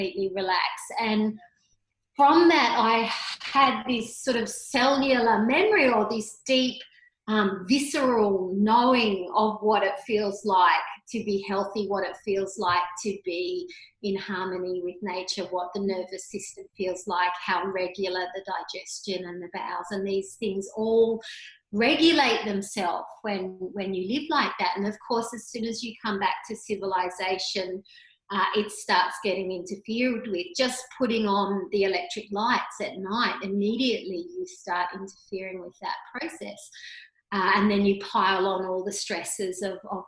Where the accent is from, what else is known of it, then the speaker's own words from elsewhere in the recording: Tasmania, Australia; also born or lived in Melbourne; now in Sunshine Coast, Australia; We grew up in Tasmania